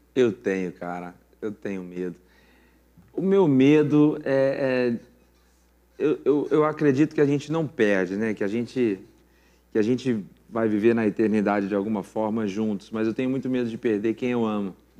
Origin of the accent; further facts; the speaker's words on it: São Paulo, Brazil; now in Mogi das Cruzes, Brazil; sou paulista, nasci no Ibirapuera, só que moro há muitos anos em Mogi, então me considero mogiano